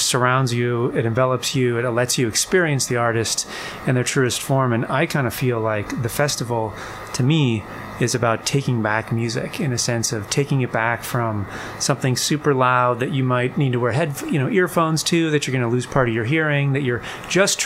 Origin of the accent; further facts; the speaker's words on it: Southern California, United States; When I grew up, I grew up in Southern California